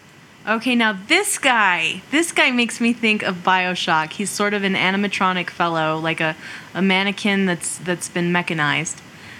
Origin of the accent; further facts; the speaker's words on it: New Mexico, United States; I'm also from New Mexico